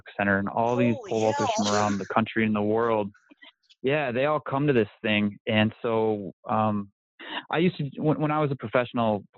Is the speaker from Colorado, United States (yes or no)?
no; Minnesota, United States; I'm from Minnesota